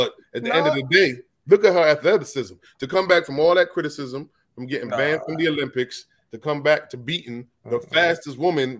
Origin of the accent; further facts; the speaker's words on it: Jamaica; I'm Jamaican.